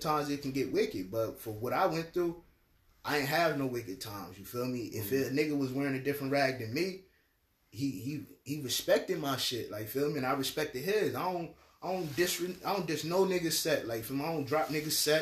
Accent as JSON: {"language": "English", "town": "Trenton", "region": "New Jersey", "country": "United States", "said": "I'm from New Jersey, like, you feel me? From Trenton"}